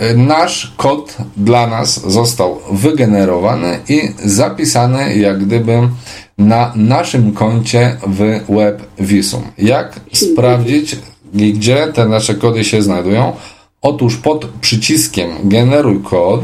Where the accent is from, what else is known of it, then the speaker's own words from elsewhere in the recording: Poland; Jestem niewidomą osobą z Polski